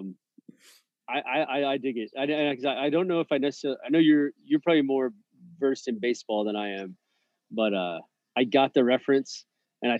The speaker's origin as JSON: {"language": "English", "town": "Houston", "region": "Texas", "country": "United States", "tie": "born or raised there", "said": "I'm from Houston"}